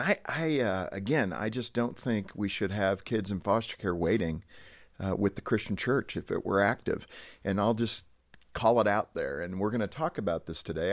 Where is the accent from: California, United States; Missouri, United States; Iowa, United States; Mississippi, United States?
California, United States; Southern; I was born in Southern California